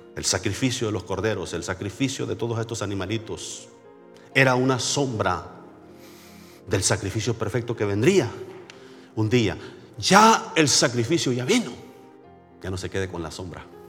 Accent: San Isidro, El Salvador; moved away; En mi pueblito donde yo nací, se llama San Isidro.

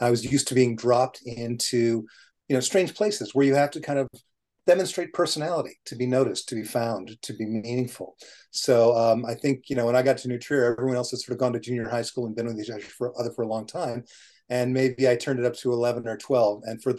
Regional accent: London, United Kingdom; born there; also born or lived in Nigeria; So when my parents were getting ready to have their baby in London, and technically I'm a Cockney because I was born within the sound of the Bow Bells

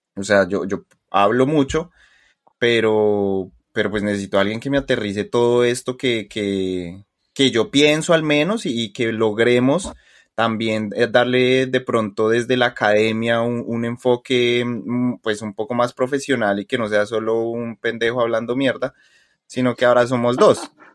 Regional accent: Colombia; soy colombiano, a mucho con mucho orgullo

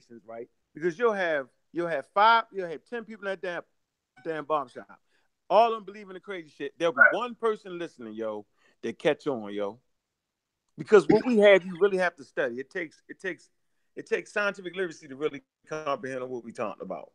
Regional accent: Baltimore, Maryland, United States; I'm from Northwest

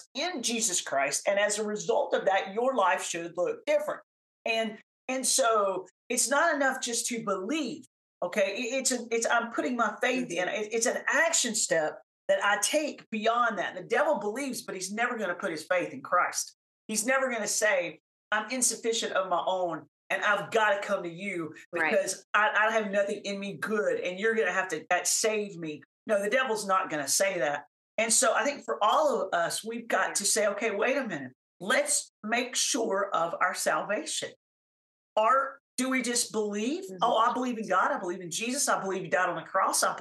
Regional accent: the South, United States; I'm from the South

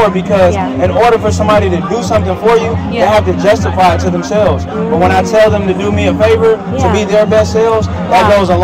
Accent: San Francisco, California, United States; now in Los Angeles, United States; I'm from San Francisco, born and raised

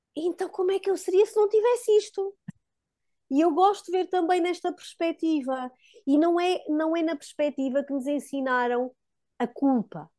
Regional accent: Diocese of Guarda, Centro, Portugal; moved away as an adult; also born or lived in Coimbra; nós somos da Diocese da Guarda. Na altura já vivíamos em Coimbra, mas tínhamos ainda alguma ação na nossa, que foi sempre a nossa diocese de berço

